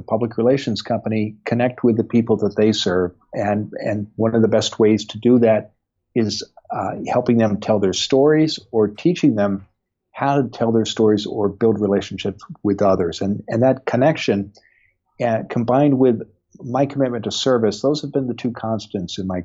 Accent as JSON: {"language": "English", "region": "Iowa", "country": "United States", "tie": "born or raised there", "said": "I grew up in the American Midwest in Iowa"}